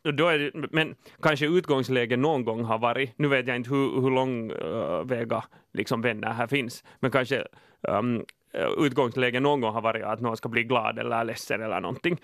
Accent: Finland; jag är finne

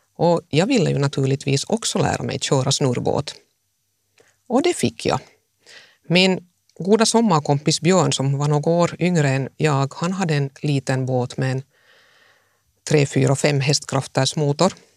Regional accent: Jakobstad, Ostrobothnia, Finland; also born or lived in Mässkär / Helsinki; jag tog mig genast hem till Jakobstad

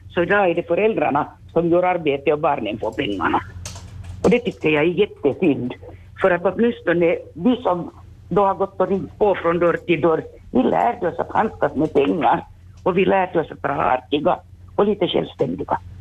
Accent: Vaasa, Ostrobothnia, Finland; born or raised there

